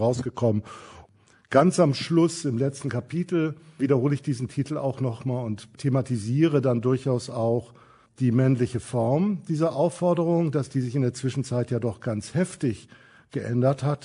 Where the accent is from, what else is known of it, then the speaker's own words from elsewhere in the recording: Kiel, Schleswig-Holstein, Germany; Ich komme, wie gesagt, aus Kiel, bin aufgewachsen